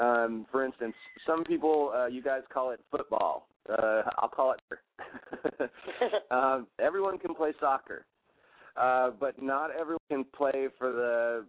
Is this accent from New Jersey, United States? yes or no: yes; Elizabeth, New Jersey, United States; born there; I was born in Elizabeth, at St. Barnabas, St. Louis Hospital.